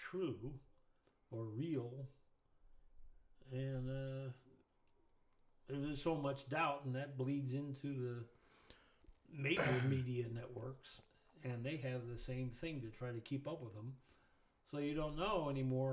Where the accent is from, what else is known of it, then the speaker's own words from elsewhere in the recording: Willits, California, United States; I grew up in a town called Willits, California